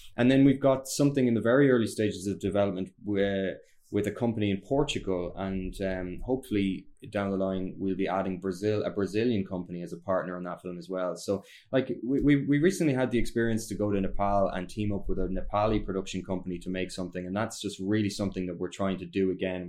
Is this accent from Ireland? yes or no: yes; Ireland; we're Irish